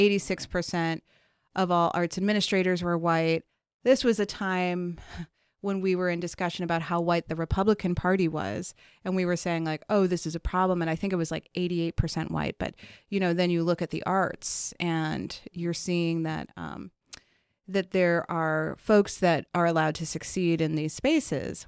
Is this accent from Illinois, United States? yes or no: yes; Chicago, Illinois, United States; I was born in Chicago, raised on the South Side in Bronzeville, and then in Hyde Park